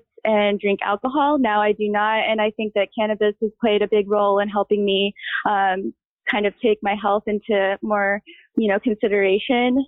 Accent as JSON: {"language": "English", "region": "Missouri", "country": "United States", "tie": "born or raised there", "said": "I grew up in Missouri"}